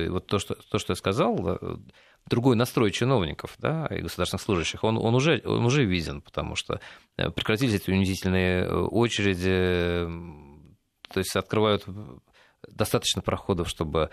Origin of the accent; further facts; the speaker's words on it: Russia; наша Родина Россия